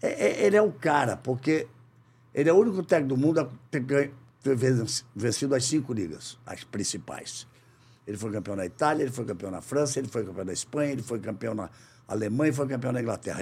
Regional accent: Rio de Janeiro, Brazil; moved away; also born or lived in São Paulo; Voltei para minha terra, para o Rio de Janeiro

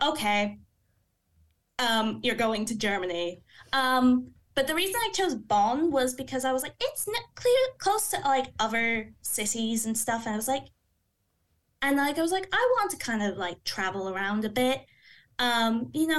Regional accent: Kinsale, Munster, Ireland; moved away as an adult; I'm from Kinsale

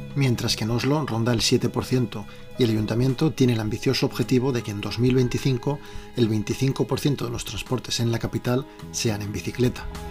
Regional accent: Valladolid, Castile and León, Spain; moved away as an adult; now in Norway; Yo soy de Valladolid, pero vivo en Noruega desde el año 2005.

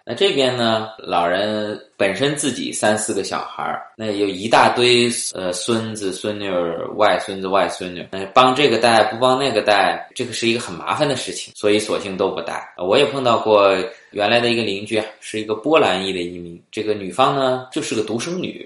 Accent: China; now in Quebec, Canada; 那作为我们中国人来说呢，就有点惭愧

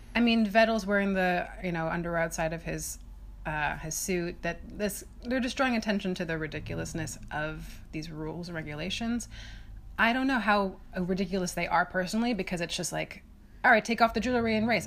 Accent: United States; as an American

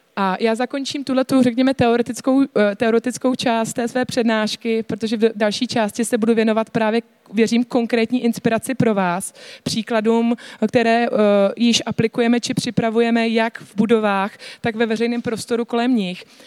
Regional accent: Czechia; jako Češi

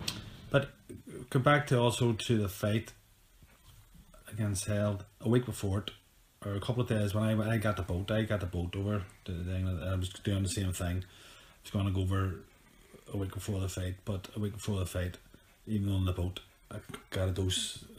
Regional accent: Ireland; I'm on a way fighter anyway. I'm from Ireland.

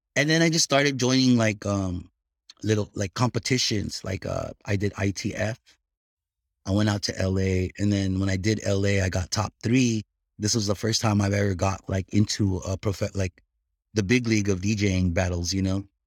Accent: Bay Area, California, United States; also born or lived in Philippines; I'm originally from the Bay Area. That's where I grew up

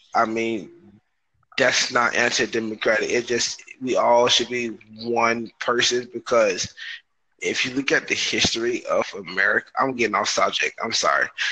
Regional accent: Broward County, Florida, United States; I'm from Broward County, Florida, USA

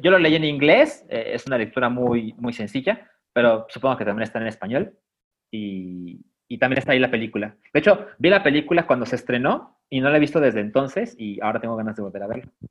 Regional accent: Mexico; yo como mexicano

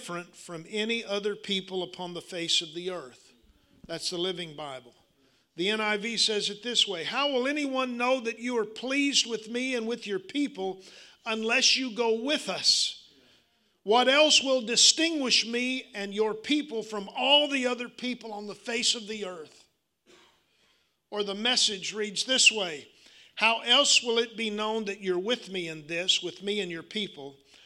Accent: Arkansas, United States

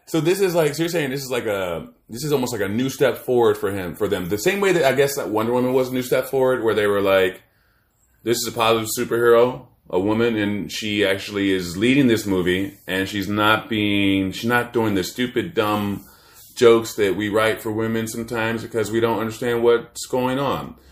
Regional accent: Maryland, United States; also born or lived in Washington, D.C. / Virginia; I'm born in D C. I grew up in Maryland.

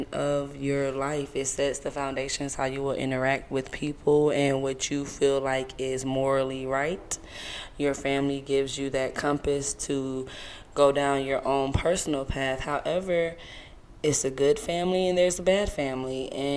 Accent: Savannah, Georgia, United States; also born or lived in Seattle, Washington / Atlanta, Georgia / Louisiana (ancestry); I moved to Savannah before the age of 4 and then moved to the South Side of Atlanta around the age of 13. So, I'm full-bred Georgia girl

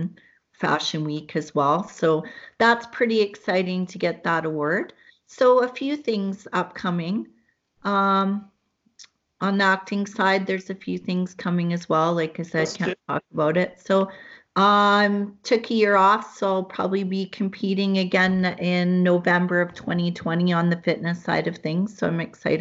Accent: Hamilton, Ontario, Canada; moved away; I was born in Hamilton, Ontario

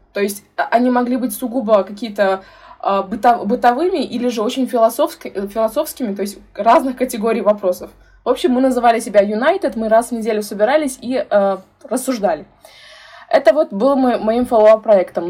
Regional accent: Tashkent, Uzbekistan; я э, родилась и выросла в Ташкенте, в Узбекистане

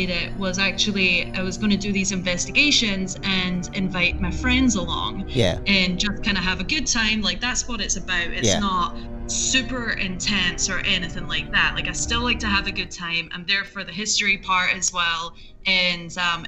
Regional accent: Edinburgh, Scotland, United Kingdom; moved away as an adult; also born or lived in California; I'm originally from Scotland, let me add, from Edinburgh, Scotland. I moved over to California when I was 20 years old.

